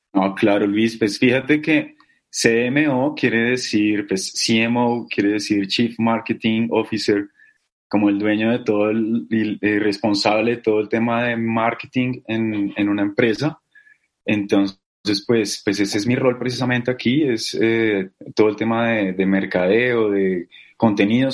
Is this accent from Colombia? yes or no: yes; Bogotá, Colombia; yo soy bogotano, de Bogotá, Colombia.